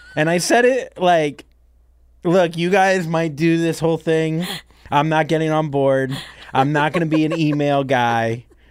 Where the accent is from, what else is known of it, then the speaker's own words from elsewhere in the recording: Port St. Lucie, Florida, United States; moved away as an adult; also born or lived in Miami, Florida / New York City; my family moved to a place called Port Saint Lucie, Florida